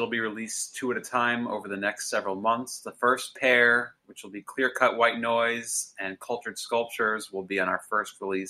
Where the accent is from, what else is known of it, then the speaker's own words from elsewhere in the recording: Long Island, New York, United States; now in Nashville, United States; I'm also originally from Long Island, New York